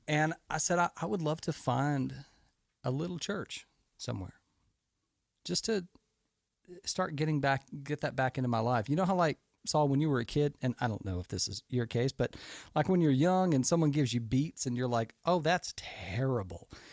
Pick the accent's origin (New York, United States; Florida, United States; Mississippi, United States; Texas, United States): Texas, United States; Houston; I grew up in America. I grew up in Houston, Texas, one of the largest cities in the country.